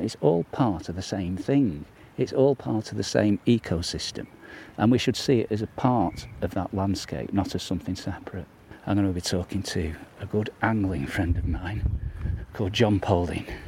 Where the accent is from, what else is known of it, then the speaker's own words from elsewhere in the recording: New Mills, East Midlands, United Kingdom; my hometown of New Mills